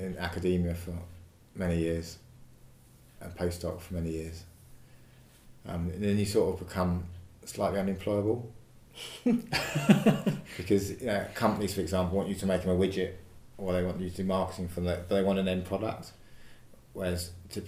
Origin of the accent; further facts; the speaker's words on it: United Kingdom; also born or lived in London; I grew up down this end of the country. I grew up in a place near Cambly, which is not that far from here.